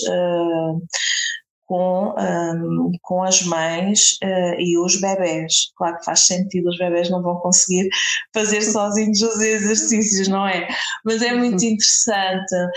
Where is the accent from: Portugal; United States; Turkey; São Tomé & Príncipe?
Portugal; a village near Castelo Branco, Centro; eu sou de Castelo Branco, uh, não sou de Castelo Branco, sou de uma aldeia é perto, mas pronto, a cidade onde vivo é em Castelo Branco